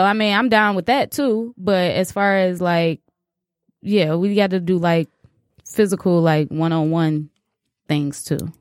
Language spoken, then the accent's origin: English; Chicago, Illinois, United States; I'm from Chicago